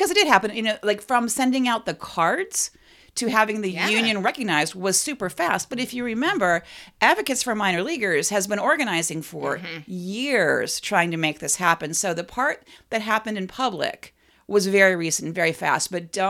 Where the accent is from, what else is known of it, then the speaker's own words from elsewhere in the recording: Cleveland, Ohio, United States; I'm from Cleveland.